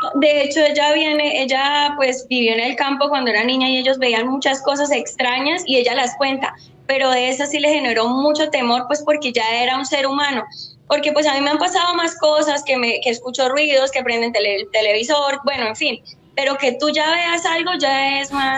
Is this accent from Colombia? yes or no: yes; Bogotá, Colombia; now in Bucaramanga, Colombia; Yo soy de Bogotá, pero vivo en Bucaramanga